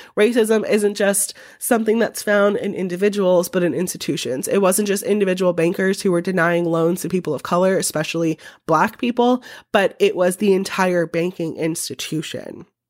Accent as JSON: {"language": "English", "country": "United States", "said": "an American who is a historian"}